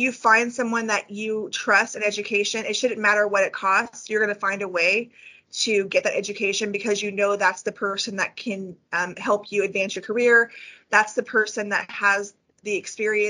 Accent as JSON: {"language": "English", "region": "California", "country": "United States", "moved": "yes", "lives_now": "Northwest Arkansas, United States", "said": "I'm from California"}